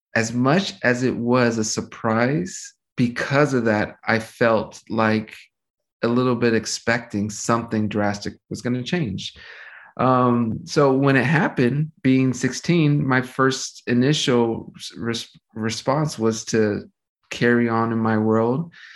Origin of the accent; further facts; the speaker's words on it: Los Angeles, California, United States; I grew up, my whole family pretty much settled here in Los Angeles, California.